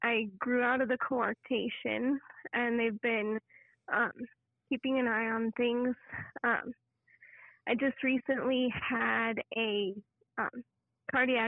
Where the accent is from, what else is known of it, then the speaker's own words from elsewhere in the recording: Denver, Colorado, United States; I am from Denver, Colorado